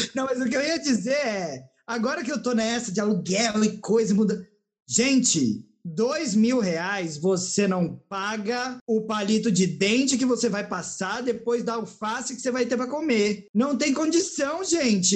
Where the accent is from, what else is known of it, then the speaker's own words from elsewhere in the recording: São Paulo, Brazil; eu, que sou de São Paulo mesmo